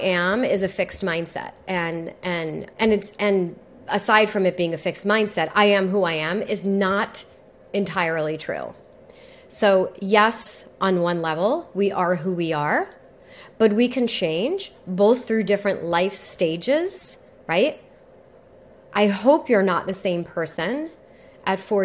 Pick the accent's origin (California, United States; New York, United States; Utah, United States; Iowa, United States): New York, United States; I'm also from New York